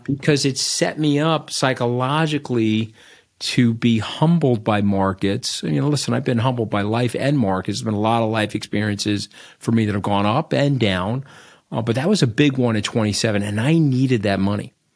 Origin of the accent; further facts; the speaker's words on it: Port Washington, New York, United States; also born or lived in Manhasset; I grew up on Long Island in a town called Port Washington. I now live in Manhasset